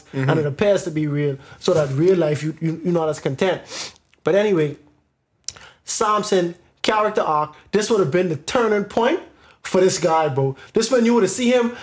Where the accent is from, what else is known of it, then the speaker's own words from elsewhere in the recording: Bahamas; growing up in the Bahamas